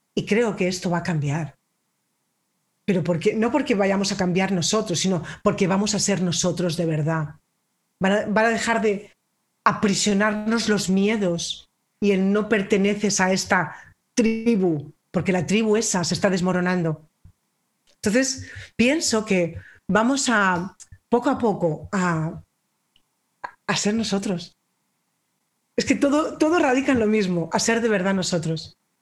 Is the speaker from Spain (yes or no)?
yes; Spain; yo soy española